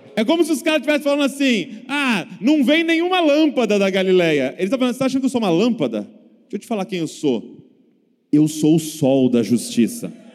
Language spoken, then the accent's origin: Portuguese; Bragança Paulista, São Paulo, Brazil; sou lá de Bragança Paulista, interior de São Paulo